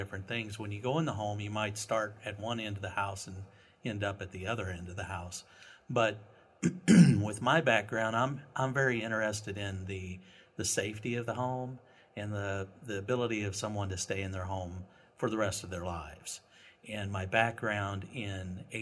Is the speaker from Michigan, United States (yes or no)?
no; Eolia, Missouri, United States; now in St. Louis, United States; I grew up in northern Missouri, a little bitty town called Eolia, Missouri, with about 400 people in it